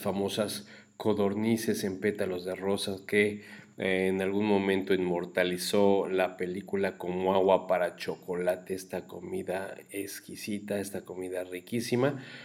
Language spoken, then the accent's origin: Spanish; Mexico; nosotros los mexicanos